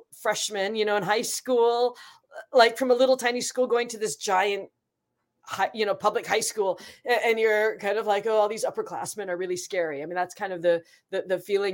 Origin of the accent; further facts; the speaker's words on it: Seattle, Washington, United States; I grew up in Seattle